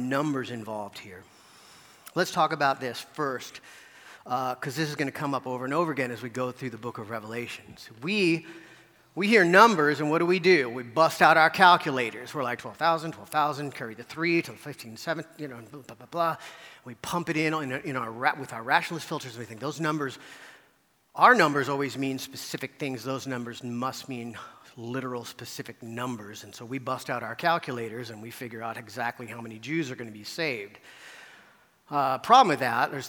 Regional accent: United States; growing up as American Christians

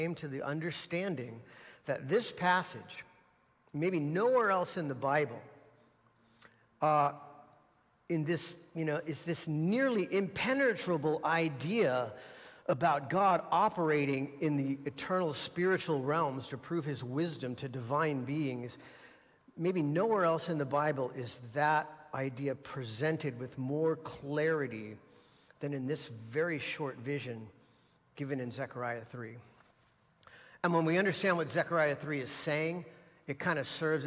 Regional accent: United States; As American Christians

